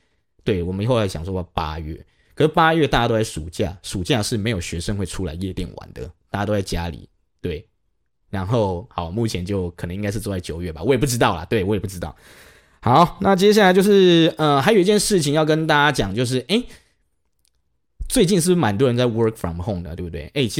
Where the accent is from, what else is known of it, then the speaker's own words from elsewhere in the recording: Kaohsiung, Taiwan; 如果说是假设是我啦，我是高雄人，我去台北，然后我在台北确诊了